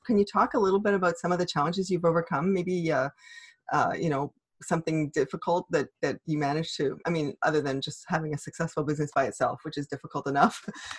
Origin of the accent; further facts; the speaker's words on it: Toronto, Ontario, Canada; now in Montreal, Canada; I'm actually from Toronto, so I moved to Montreal when everybody moved the other way.